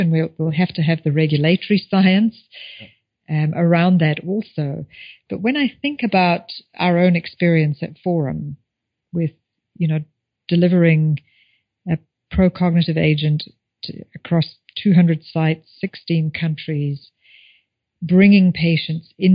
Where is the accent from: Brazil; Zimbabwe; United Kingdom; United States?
Zimbabwe; moved away; I think about growing up in Zimbabwe